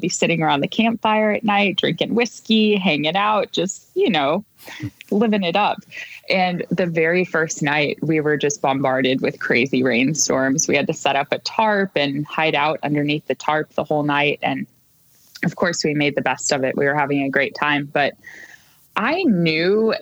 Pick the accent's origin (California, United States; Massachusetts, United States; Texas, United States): California, United States; moved away; I am from California originally